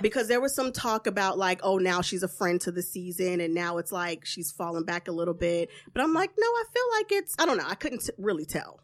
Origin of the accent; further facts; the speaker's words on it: the South, United States; from the South, so I'm very traditional